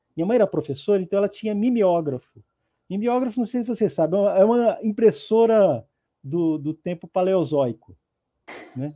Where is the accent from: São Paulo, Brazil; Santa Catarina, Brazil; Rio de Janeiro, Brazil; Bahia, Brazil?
São Paulo, Brazil; eu nasci em São Paulo, né, em 1970